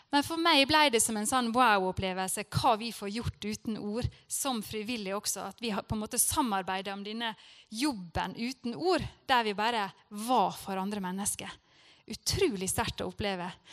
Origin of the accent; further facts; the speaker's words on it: Norway; jeg er fra Norge